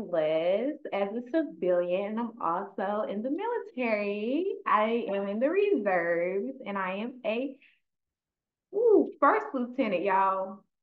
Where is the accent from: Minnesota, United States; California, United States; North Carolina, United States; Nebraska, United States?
North Carolina, United States; Clinton; I am from Clinton, North Carolina, a very, very small town.